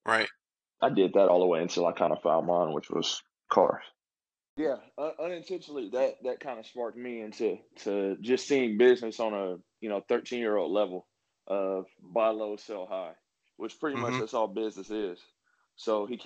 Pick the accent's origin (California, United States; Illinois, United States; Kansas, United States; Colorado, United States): Kansas, United States; Wichita; also born or lived in Oklahoma City, Oklahoma; I'm from Wichita, Kansas, born and raised